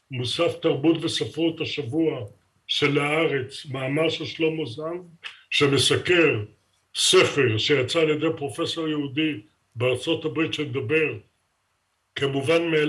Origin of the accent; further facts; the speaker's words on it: Israel; לכן אני מסתכל כישראלי, לא כפלסטיני. אני רואה כישראלי איך מדינת ישראל הולכת ונעלמת כמדינת ישראל, שאותה אנחנו ייסדנו.